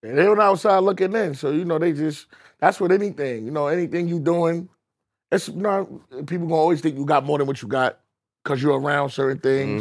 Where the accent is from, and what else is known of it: New York City, New York, United States